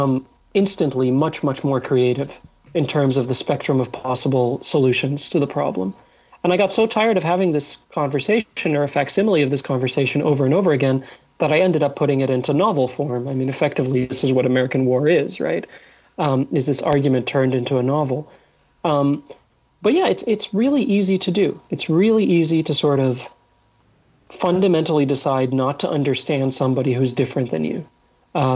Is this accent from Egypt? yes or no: yes; Egypt; I was born in Egypt